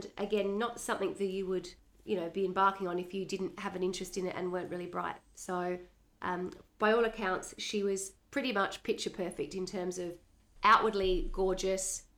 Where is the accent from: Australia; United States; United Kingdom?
Australia; being Australian and growing up always looking at the US